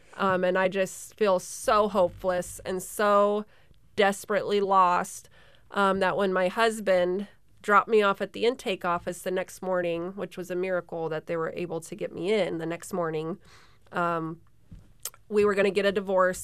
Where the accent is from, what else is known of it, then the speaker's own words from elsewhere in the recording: Sterling, Alaska, United States; born and raised in Sterling, Alaska